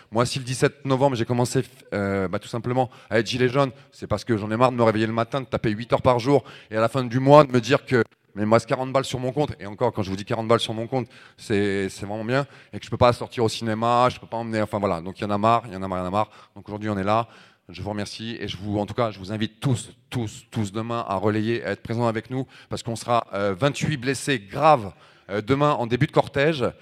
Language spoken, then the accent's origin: French; Oise, near Compiègne, Hauts-de-France, France; 40 ans, donc je viens de l'Oise, à côté de Compiègne.